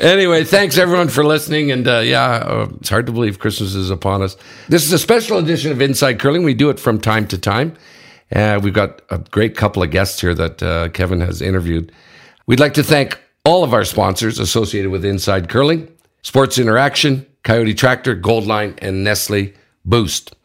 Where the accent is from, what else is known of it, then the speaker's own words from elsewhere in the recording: Ottawa, Ontario, Canada; my hometown, Ottawa